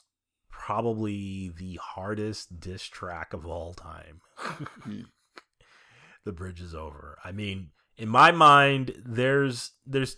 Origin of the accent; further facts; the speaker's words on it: New York City, New York, United States; I'm from Queens.